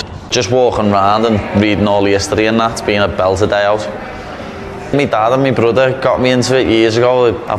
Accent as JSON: {"language": "English", "town": "Liverpool", "region": "North West England", "country": "United Kingdom"}